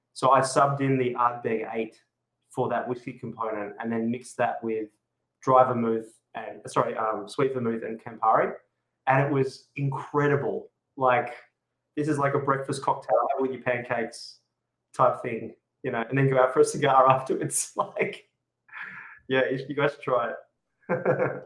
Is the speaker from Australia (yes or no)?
yes; Adelaide, South Australia, Australia; now in Sydney, Australia; Adelaide's actually my hometown